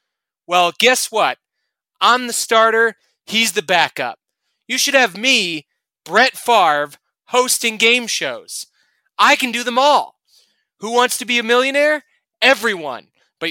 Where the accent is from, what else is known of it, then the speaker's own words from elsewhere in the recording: Kansas City, Missouri, United States; I'm from Kansas City